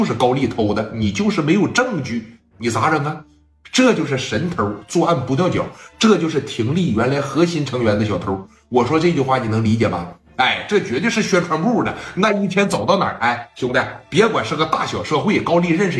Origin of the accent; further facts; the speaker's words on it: Qingdao, Shandong, China; 如果说聂磊赢了，我认为这是在给咱们青岛的争光；如果聂磊输了，我相信呢，咱们青岛人也能抱起团来给他们打回东北。